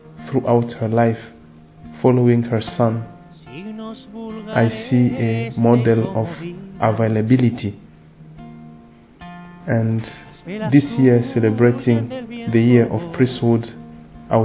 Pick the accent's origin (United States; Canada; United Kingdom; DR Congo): DR Congo; from the Democratic Republic of Congo